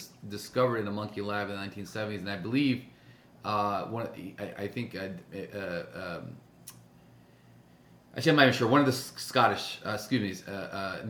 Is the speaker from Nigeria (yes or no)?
no; India; I'm Indian. We add milk to all our tea